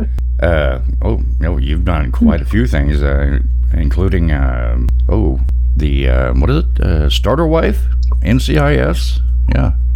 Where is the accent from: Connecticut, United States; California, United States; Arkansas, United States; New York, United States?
Arkansas, United States; Pine Bluff; I'm originally from Pine Bluff, Arkansas, and it gets warm for sure